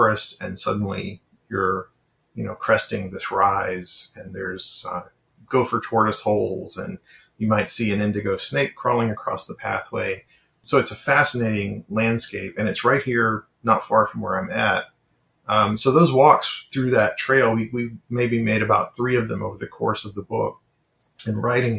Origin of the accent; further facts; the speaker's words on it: Arkansas, United States; my home state of Arkansas, where I grew up